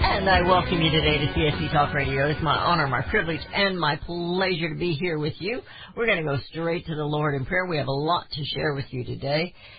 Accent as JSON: {"language": "English", "country": "United States", "said": "as Americans"}